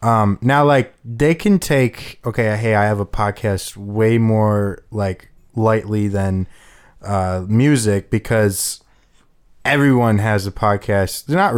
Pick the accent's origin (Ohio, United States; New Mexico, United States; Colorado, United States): Ohio, United States; Parma; because we're all from Parma